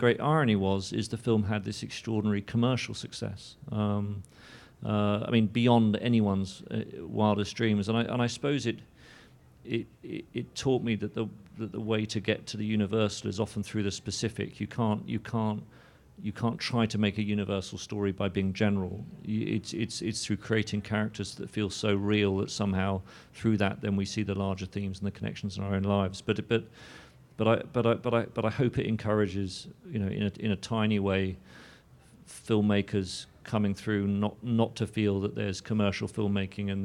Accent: London, United Kingdom; growing up in London

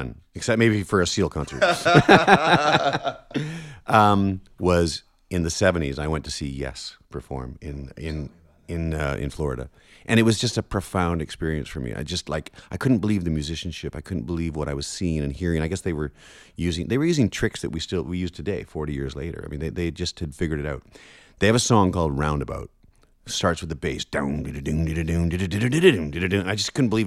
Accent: Canada; being Canadian

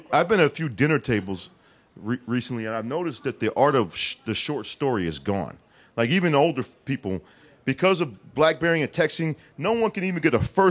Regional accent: Detroit, Michigan, United States; now in California, United States; we're from Detroit

